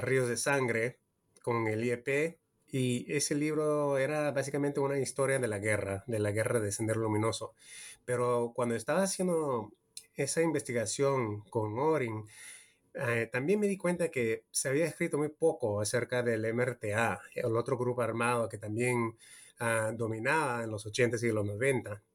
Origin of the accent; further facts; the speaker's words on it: California, United States; also born or lived in Peru; yo soy peruano estadounidense. Yo nací en California, pero de mi, mi familia es peruana